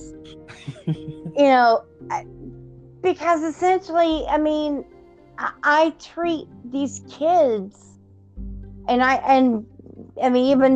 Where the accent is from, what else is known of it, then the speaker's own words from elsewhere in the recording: the South, United States; I'm from the South. My granny is from Georgia. I've got good old-fashioned Southern roots.